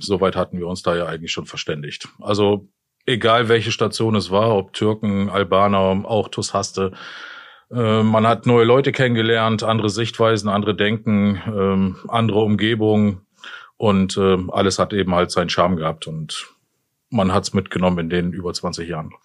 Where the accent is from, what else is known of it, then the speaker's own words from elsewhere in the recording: Jena, Thuringia, Germany; moved away; also born or lived in Osnabrück / Hasbergen; Groß geworden bin ich ja in Thüringen, in Jena